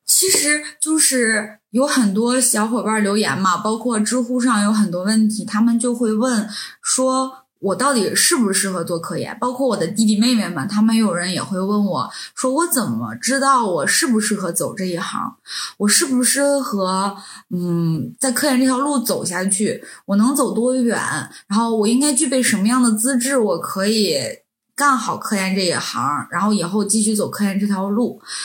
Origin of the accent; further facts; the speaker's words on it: Northeast China, China; now in Europe; 我们来自东北，就是其实东北人